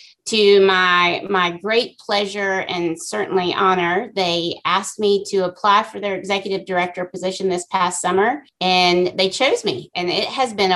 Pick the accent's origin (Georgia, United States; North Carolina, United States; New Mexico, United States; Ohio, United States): North Carolina, United States; Cary; I was born and raised in Cary, North Carolina